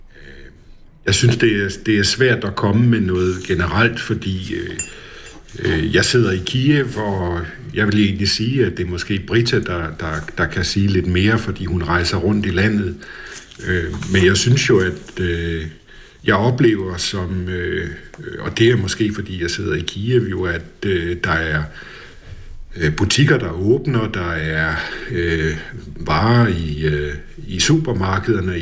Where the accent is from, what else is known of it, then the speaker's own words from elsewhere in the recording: Denmark; moved away as an adult; now in Kyiv, Ukraine; som danskere